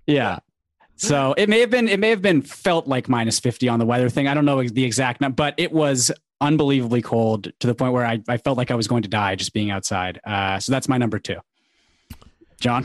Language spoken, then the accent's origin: English; Vancouver, British Columbia, Canada; I've I've lived in Vancouver my whole life. It doesn't get that cold out here.